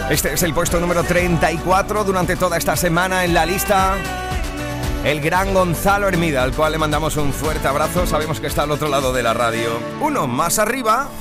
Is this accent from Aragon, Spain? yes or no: no; Andalusia, Spain; nuestra forma de hablar, para nuestra forma de ser, de sentir, de pensar, de hacer, de vivir